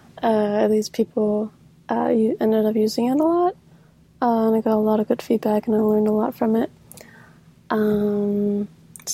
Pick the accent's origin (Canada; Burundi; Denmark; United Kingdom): Denmark; North Denmark Region; now in Copenhagen, Denmark; I am from Denmark, more specifically in the north, but I live in Copenhagen now.